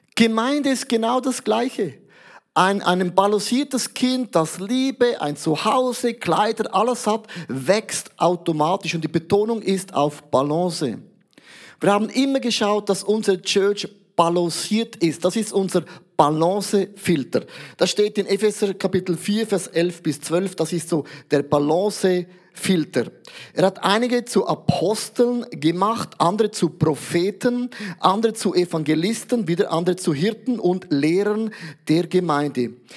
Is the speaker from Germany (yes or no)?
no; Switzerland; als Schweizer, neutraler Schweizer